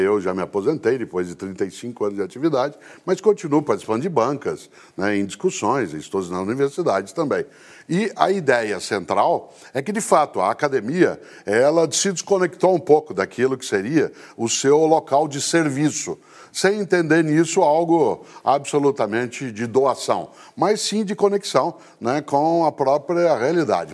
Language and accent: Portuguese; Londrina, Paraná, Brazil; em Londrina, né, que é a cidade onde nasci